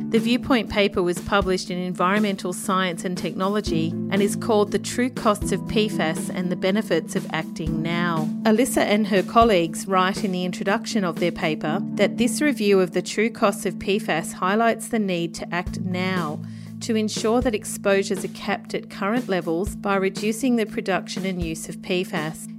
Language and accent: English; Australia; I'm an Australian journalist, freelance